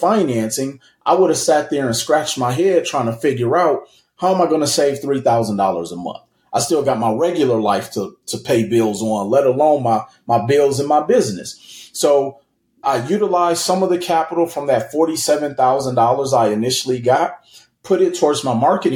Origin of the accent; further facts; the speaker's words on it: Milwaukee, Wisconsin, United States; moved away as an adult; now in Las Vegas, United States; I'm originally from Milwaukee, Wisconsin, moved to Las Vegas, Nevada in 2005